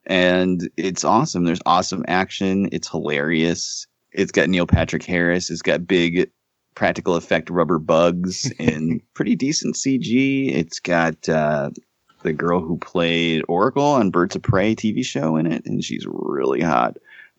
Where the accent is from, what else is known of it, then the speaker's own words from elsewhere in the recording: Buenos Aires, Argentina; I'm from Buenos Aires and I say kill them all.